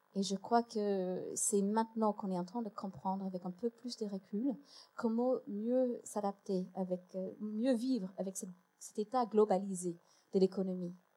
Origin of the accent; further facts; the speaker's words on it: United States; French is a second language; moved away as an adult; now in France; je suis une des Américaines qui finalement a fait le choix de vivre en France